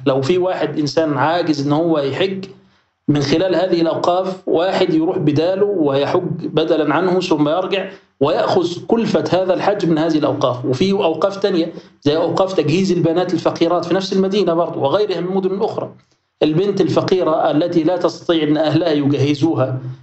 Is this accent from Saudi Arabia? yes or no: no; Egypt; احنا عندنا في مصر